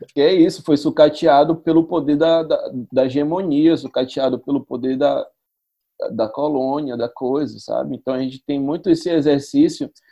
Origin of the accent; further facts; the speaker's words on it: Salvador, Bahia, Brazil; also born or lived in São Paulo; é Salvador, é a Bahia, de onde eu vim.